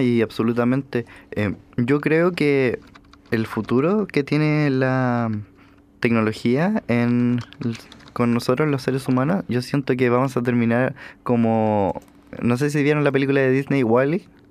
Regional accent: Chile; nosotros como chilenos

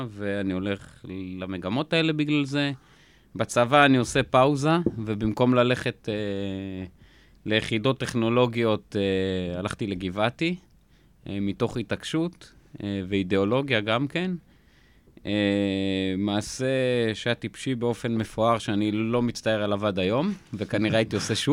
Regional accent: Jaffa, Tel Aviv District, Israel; אני גדלתי ביפו, בן למשפחה מאוד מאוד ענייה.

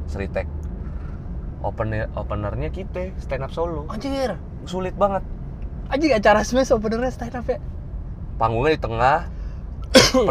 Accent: Bekasi, West Java, Indonesia; now in Surakarta, Indonesia; terus tahu gue dari Bekasi

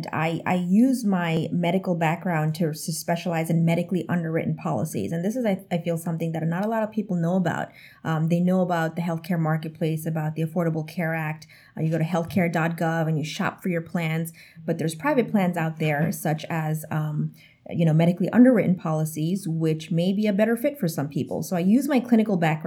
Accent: New York City, New York, United States; moved away as an adult; now in Florida, United States; when I was growing up, I thought New York City was the world.

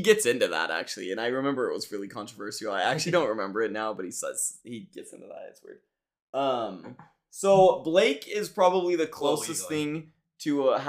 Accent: United States; I don't know if I'm pro-American, but I am American.

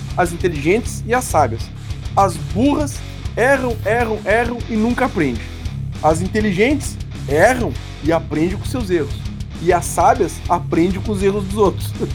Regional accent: Brazil; Bons brasileiros que somos

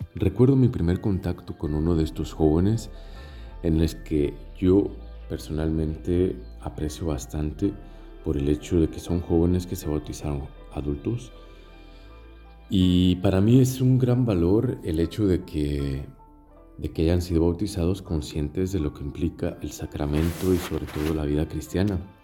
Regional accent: Mexico; now in Tunisia; Soy mexicano, misionero de África

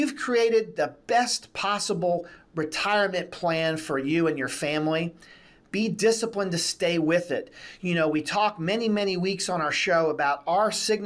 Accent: United States; We as the American citizens

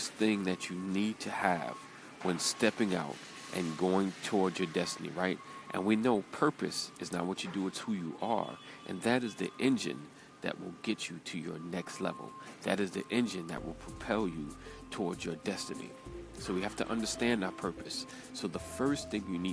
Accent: New York, United States; accent: New York; my New York accent

